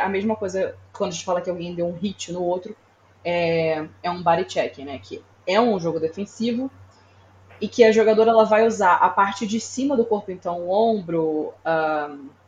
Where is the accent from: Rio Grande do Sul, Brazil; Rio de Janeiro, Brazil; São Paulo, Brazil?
Rio de Janeiro, Brazil; Sério, no Rio de Janeiro onde eu cresci.